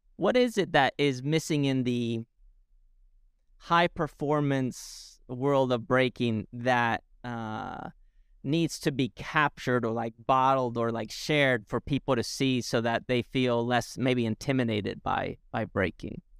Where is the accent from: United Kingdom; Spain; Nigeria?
Spain; moved away; growing up in Spain